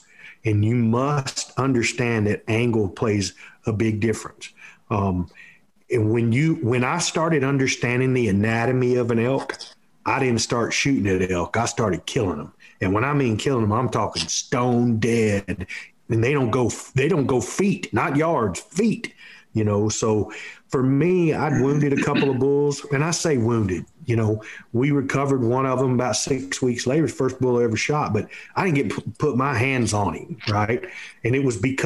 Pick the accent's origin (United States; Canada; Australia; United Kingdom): United States; Texas; we grew up here in Texas shooting whitetail deer